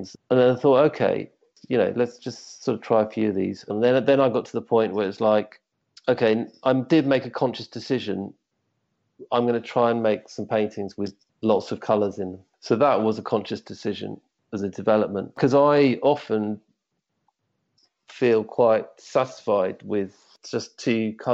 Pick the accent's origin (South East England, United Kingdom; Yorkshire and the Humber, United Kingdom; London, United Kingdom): South East England, United Kingdom; Surrey; now in Hove, United Kingdom; I grew up actually in Surrey, which is slightly north of here